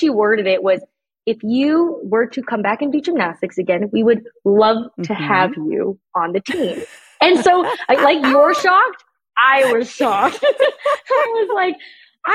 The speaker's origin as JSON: {"language": "English", "country": "Canada", "moved": "as an adult", "said": "I'm Canadian."}